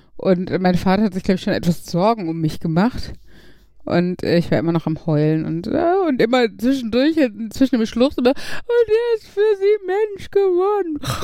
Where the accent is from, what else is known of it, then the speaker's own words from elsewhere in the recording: Gladbeck, North Rhine-Westphalia, Germany; bei uns in Gladbeck